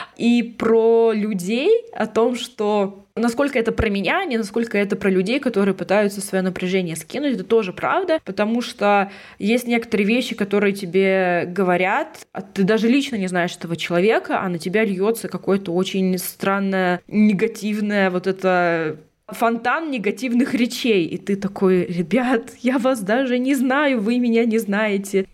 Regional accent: Russia; now in Prague, Czechia; я из России

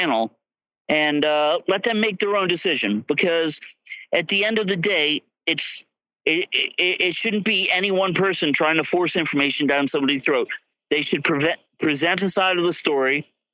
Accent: Palm Beach County, Florida, United States; moved away as an adult; now in Russia; Palm Beach County, Florida

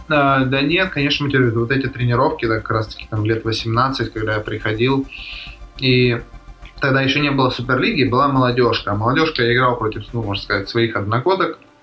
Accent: Krasnodar, Krasnodar Krai, Russia; also born or lived in Poltavskaya, Krasnodar Krai; Родился в Краснодаре, в принципе, все, все свои 22 года там жил

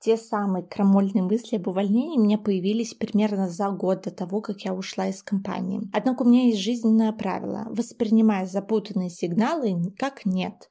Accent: Vitebsk, Vitebsk Region, Belarus; moved away as an adult; also born or lived in Minsk; now in Brest, Belarus; сама я родом из Витебска, и после того, как я закончила БГУшный журфак в Минске, я уже бодро переехала в Брест, где сейчас живу и работаю

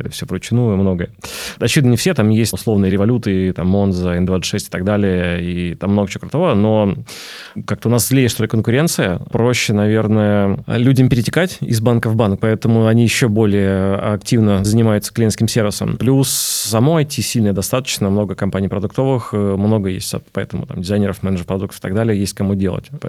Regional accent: Belarus; Я вижу просто белорус, поэтому мне не все открывают карты.

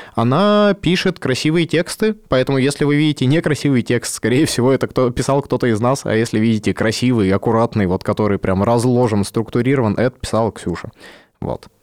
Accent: Yekaterinburg, Sverdlovsk Oblast, Russia; also born or lived in Omsk; Я э, родился в Омске, почти всю жизнь прожил в Екатеринбурге.

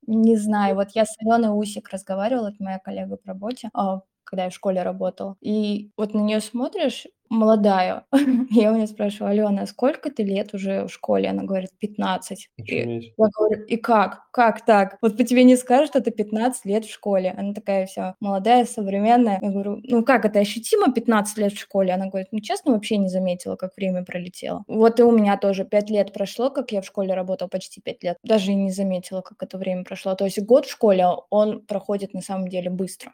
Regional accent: Samara Oblast, Russia; moved away as an adult; мне 25 лет, и я из Самарской области. То есть я совсем недавно, так скажем, приехала в другой город.

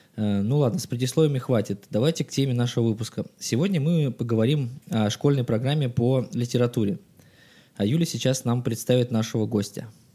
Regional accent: Saint Petersburg, Russia; мне столько-то лет, я родился в Санкт-Петербурге

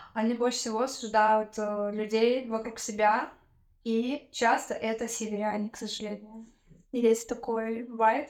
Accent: Tyumen, Tyumen Oblast, Russia; moved away; Я из Тюмени.

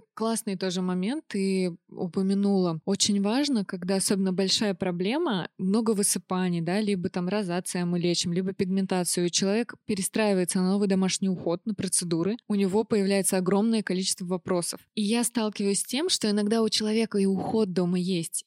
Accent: Orenburg, Orenburg Oblast, Russia; now in Moscow, Russia; Я родилась в Оренбурге

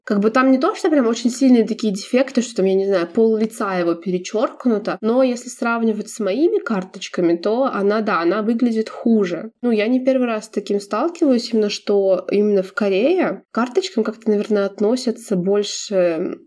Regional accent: Belarus; я из Беларуси

